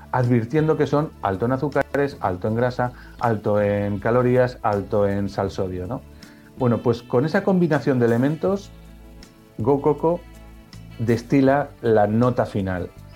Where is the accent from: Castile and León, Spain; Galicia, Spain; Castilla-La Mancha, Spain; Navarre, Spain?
Navarre, Spain; Pamplona; moved away as an adult; vino a mi ciudad de origen a estudiar una, una chica que luego se convirtió en mi mujer y nos conocimos allí. Y resultó que ella era de fuera de, de mi ciudad, de Pamplona